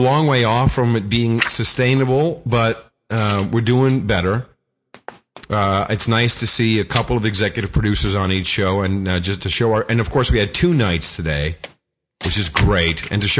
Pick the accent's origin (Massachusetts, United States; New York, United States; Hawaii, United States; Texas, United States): New York, United States; Buffalo